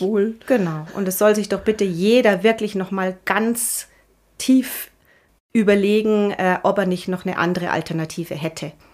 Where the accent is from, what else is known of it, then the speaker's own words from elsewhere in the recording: Bad Reichenhall, Bavaria, Germany; moved away as an adult; also born or lived in Munich; ich komme aus Bad Reichenhall, das ist alles etwas kleiner und ja, man ist so ein bisschen behütet